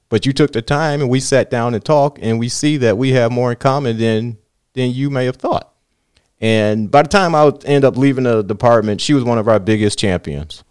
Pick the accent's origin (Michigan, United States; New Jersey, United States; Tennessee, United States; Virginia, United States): Michigan, United States; Southfield; I grew up in Southfield